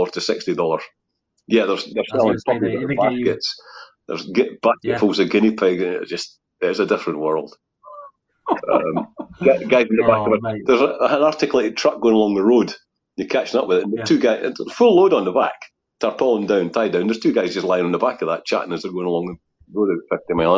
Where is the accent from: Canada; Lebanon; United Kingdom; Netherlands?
United Kingdom; Scotland; being Scottish